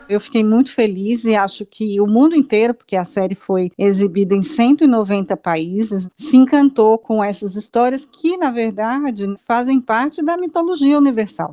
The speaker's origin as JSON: {"language": "Portuguese", "country": "Brazil", "said": "A gente precisa se, se conectar enquanto povo brasileiro"}